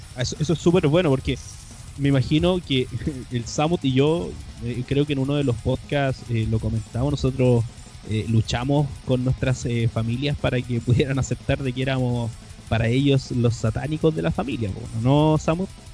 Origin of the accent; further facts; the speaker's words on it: Chile; nuestro black metal chileno autóctono